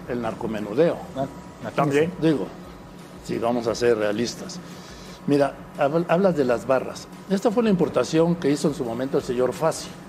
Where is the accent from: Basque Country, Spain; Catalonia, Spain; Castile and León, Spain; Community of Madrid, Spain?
Community of Madrid, Spain; Madrid; yo nací en Madrid